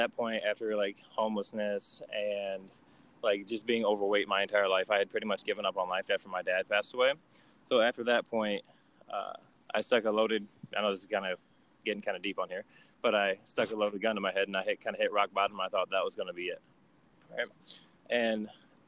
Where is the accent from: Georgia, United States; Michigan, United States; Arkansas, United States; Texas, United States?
Michigan, United States; Niles; now in Detroit, United States; I grew up in a little small town in Michigan called Niles, and I moved to Detroit a couple of years ago